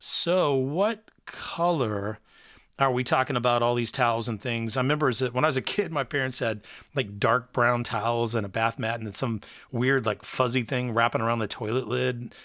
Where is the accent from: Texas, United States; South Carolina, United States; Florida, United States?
Texas, United States; now in Wilmington, United States; I was raised in Texas